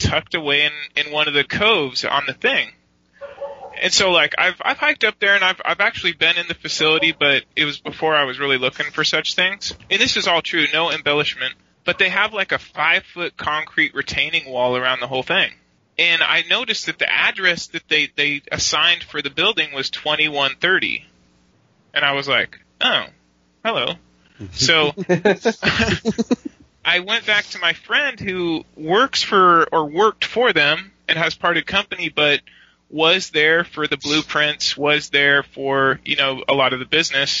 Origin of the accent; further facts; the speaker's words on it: United States; I'm American